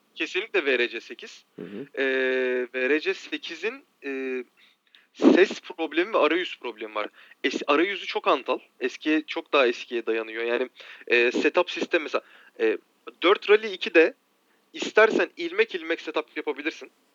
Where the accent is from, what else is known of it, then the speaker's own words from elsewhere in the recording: Marmaris, Muğla, Turkey; ben Marmarisliyim.